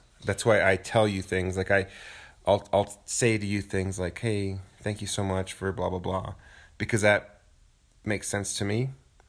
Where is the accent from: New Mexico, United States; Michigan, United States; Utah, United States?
New Mexico, United States; Santa Fe; I grew up in Santa Fe.